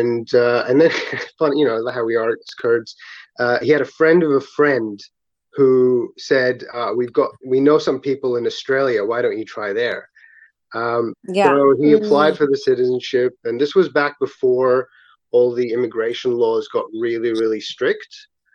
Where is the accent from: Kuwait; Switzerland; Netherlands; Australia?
Kuwait; also born or lived in Abu Dhabi, United Arab Emirates; Short answer really is I was born and raised in Kuwait with my brothers, and then we moved to Abu Dhabi for a couple of years